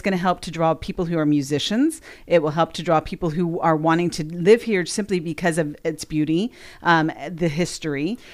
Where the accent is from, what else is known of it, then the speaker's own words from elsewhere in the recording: California, United States; now in Sumner County, Tennessee, United States; we're from California originally